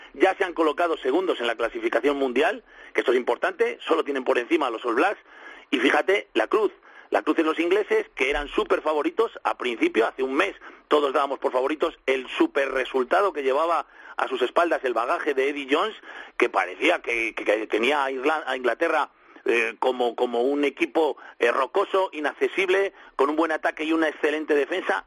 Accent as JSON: {"language": "Spanish", "country": "Spain", "said": "yo, yo soy español"}